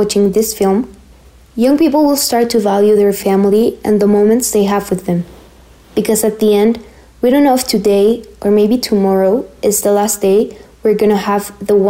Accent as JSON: {"language": "English", "country": "Mexico", "said": "I'm from Mexico and I am on Planet Classroom."}